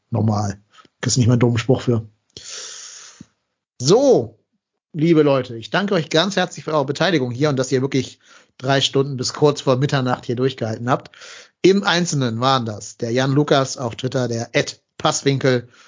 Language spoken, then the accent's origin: German; Remscheid, North Rhine-Westphalia, Germany; Bin ja eh in Remscheid, also in meiner Heimatstadt